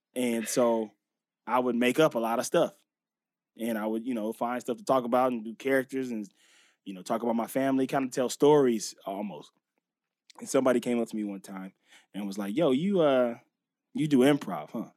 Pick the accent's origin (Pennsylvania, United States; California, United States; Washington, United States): California, United States; Los Angeles; also born or lived in Inglewood; I always say West L A because I s, spent so much time in that area. So the, the Venice, La Cienega, Pico area in, in that, you know, right before you get to Culver City, which is just known as West Los Angeles. I grew up right there